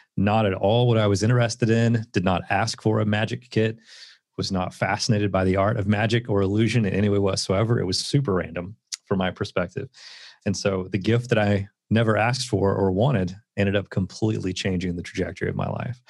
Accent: Southeast Tennessee, United States; I grew up in Southeast Tennessee

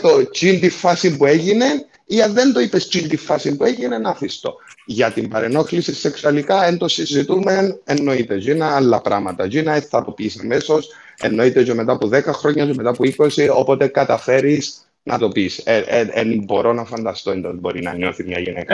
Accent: Larnaca, Larnaca District, Cyprus; moved away; also born or lived in England

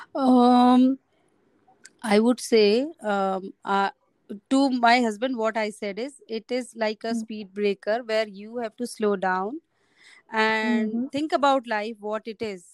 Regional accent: Rajasthan, India; I am from Rajasthan

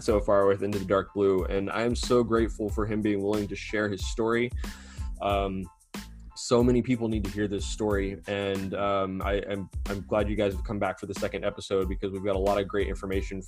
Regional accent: San Antonio, Texas, United States; when I was growing up down here in San Antonio

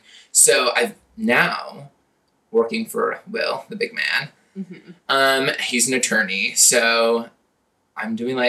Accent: Lynden, Washington, United States; moved away as an adult; also born or lived in San Diego, California; Located in Linden, Washington, my hometown. It's fun, rural. Well, fun might be a stretch, but like, it's a nice place.

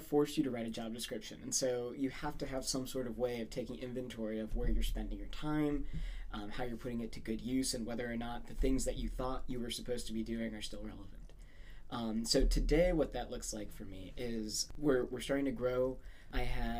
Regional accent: Saudi Arabia; moved away as an adult; now in United States; I was born and raised in Saudi Arabia

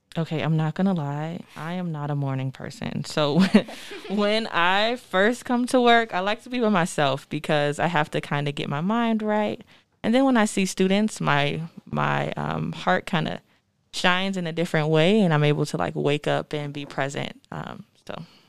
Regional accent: Florida, United States; moved away as an adult; now in Denver, United States; I am originally from Florida

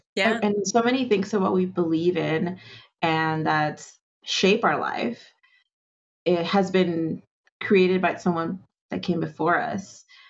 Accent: Venezuela; also born or lived in Andes; now in United States; I grew up in Venezuela, so it's like I took a lot of things for granted

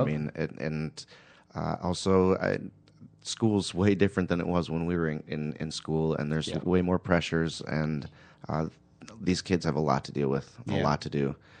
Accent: Honduras; born there; I was born in Honduras.

